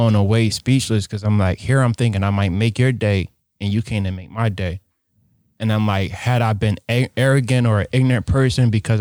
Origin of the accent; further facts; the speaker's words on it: Philadelphia, Pennsylvania, United States; moved away as an adult; also born or lived in New York; now in Wisconsin, United States; me growing up in Philadelphia